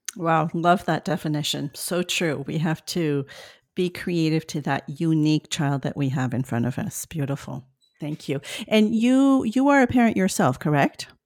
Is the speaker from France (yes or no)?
yes; France; accent: French; my French accent